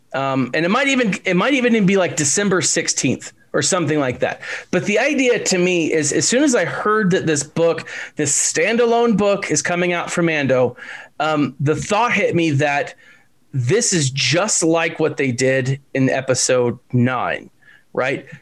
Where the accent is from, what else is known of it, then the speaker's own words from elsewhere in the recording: Texas, United States; I'm from Texas